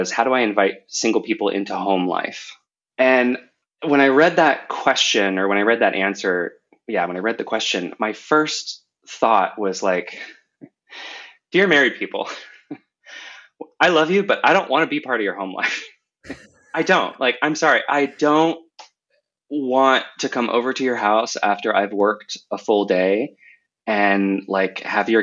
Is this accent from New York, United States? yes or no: no; Seattle, Washington, United States; moved away as an adult; now in Munich, Germany; I'm originally from the Seattle area, but now I live in Munich, Germany.